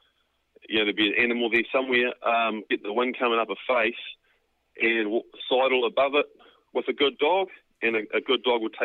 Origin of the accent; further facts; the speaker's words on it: Waikato, New Zealand; I grew up in the Waikato on a farm there, backed onto the Kaimais there